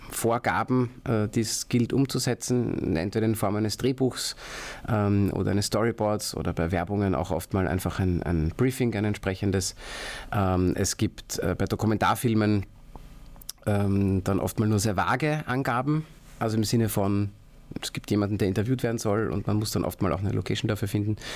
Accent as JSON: {"language": "German", "town": "Baden", "region": "Lower Austria", "country": "Austria", "said": "aus Baden bei Wien, habe dort meine Firma Jewel Labs Pictures"}